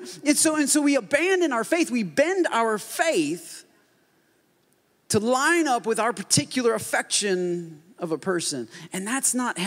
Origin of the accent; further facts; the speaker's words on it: Port Huron, Michigan, United States; moved away; I grew up in Michigan, and that's just the way Michigan is. I mean, everybody looks like me. They're white, whiter, or whitest. That's mostly, I mean, at least in my town, that's Port Huron